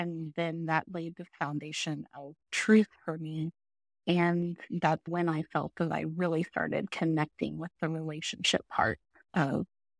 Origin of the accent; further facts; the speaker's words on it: Broken Arrow, Oklahoma, United States; So I grew up in Broken Arrow. My parents still live in the same house that I grew up in, a couple miles from us, and lived there my whole life.